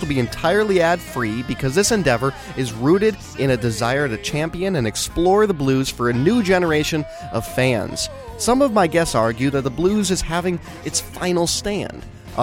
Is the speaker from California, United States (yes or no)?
no; Chicago, Illinois, United States; as a Chicagoan